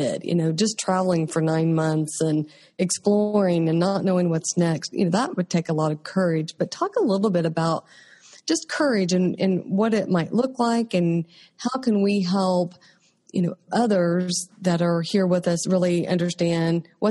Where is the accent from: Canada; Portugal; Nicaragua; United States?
United States; Oklahoma; I'm from Oklahoma.